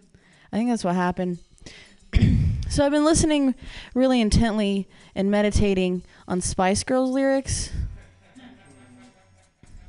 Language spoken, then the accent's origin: English; Midwest, United States; now in San Francisco, United States; I grew up in the Midwest, so it's not cool over there